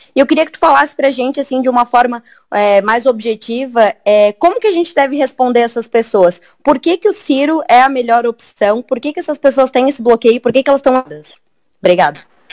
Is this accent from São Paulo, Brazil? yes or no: no; Santa Catarina, Brazil; eu sou de Santa Catarina